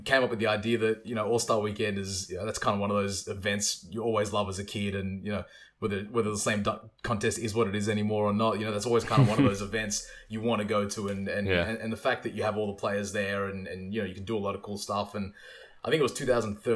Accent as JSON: {"language": "English", "country": "Australia", "said": "one of, you know, only two or three Aussies that were there"}